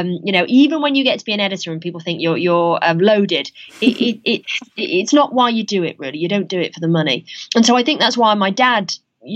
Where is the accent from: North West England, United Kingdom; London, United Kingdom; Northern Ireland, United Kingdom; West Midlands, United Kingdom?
North West England, United Kingdom; Salford; I grew up in Salford in Manchester